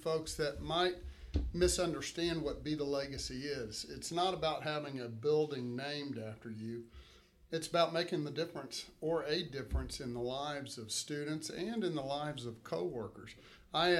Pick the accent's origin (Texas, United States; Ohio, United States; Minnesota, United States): Texas, United States; Katy; I grew up in Katy.